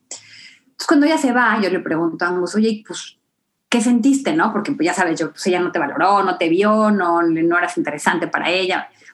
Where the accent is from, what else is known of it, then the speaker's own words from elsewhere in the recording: Acapulco, Guerrero, Mexico; yo vengo de Acapulco, ¿no? En México